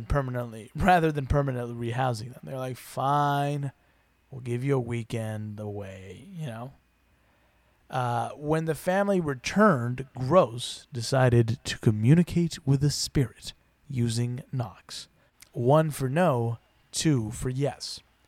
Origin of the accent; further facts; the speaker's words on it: United Kingdom; Right, I forget we're British. That's how we talk.